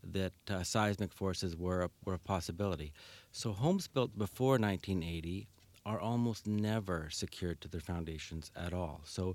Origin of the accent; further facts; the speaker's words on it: Winnipeg, Manitoba, Canada; also born or lived in Calgary; I came from Winnipeg originally, but through Calgary.